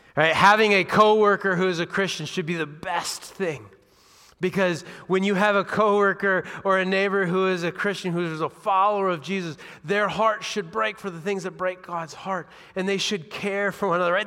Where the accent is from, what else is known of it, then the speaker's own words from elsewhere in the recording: Washington, United States; now in Dubuque, United States; I grew up in Washington State